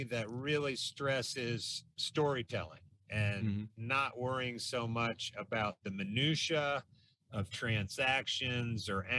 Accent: Williamsport, Pennsylvania, United States; moved away as an adult; also born or lived in Huntington, West Virginia; now in Charlotte, United States; Well, I grew up in the birthplace of Little League Baseball in Williamsport, Pennsylvania.

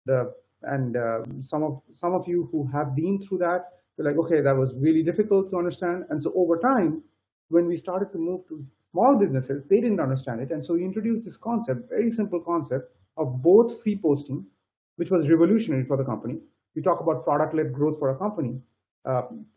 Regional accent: India; moved away; I come from India

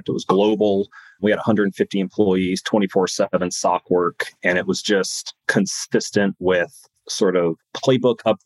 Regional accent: California, United States; moved away; I grew up in California.

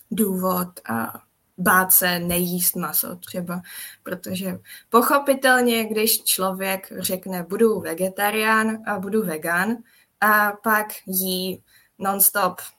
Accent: Czechia; Takže já paradoxně, ačkoliv jsem Čech, tak moc českou kuchyni nevařím

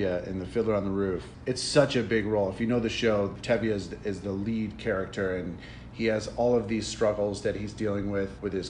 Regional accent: Madison Heights, Michigan, United States; also born or lived in Rochester, Michigan; I grew up in Madison Heights, Michigan.

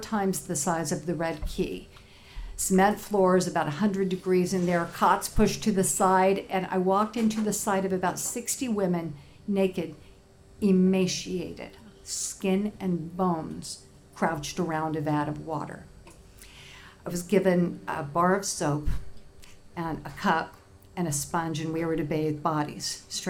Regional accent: Indianapolis, Indiana, United States; I'm from Indianapolis

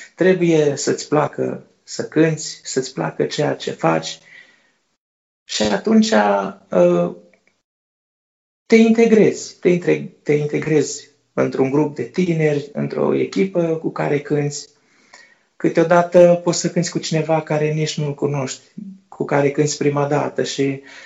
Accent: Moldova; sunt din Republica Moldova

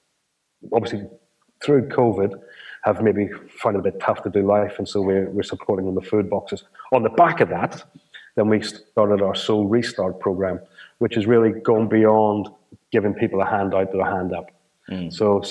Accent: Ireland; as an Irishman, I don't think you have a problem with this, Dave.

